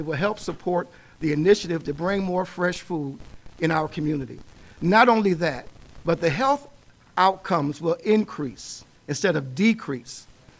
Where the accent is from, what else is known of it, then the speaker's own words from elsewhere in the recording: Buffalo, New York, United States; I remember growing up on Jefferson, where we had Figmo's.